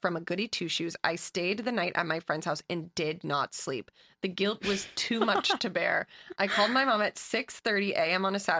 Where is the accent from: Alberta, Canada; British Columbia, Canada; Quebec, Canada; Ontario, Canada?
Alberta, Canada; I'm from Alberta, Canada, where the legal drinking age is 18. I grew up in a small town where parties were in random farmers' fields